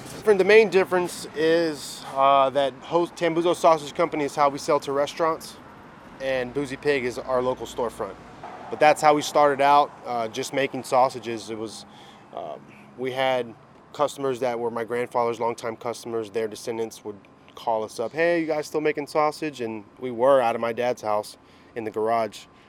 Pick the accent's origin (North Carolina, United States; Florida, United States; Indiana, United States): Florida, United States; Tampa; Born and raised in Tampa, um, Sicilian, Cuban heritage